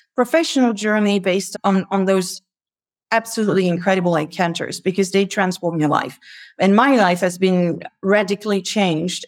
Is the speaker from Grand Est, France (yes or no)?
no; near Paris, Île-de-France, France; moved away as an adult; I grew up in France, near Paris.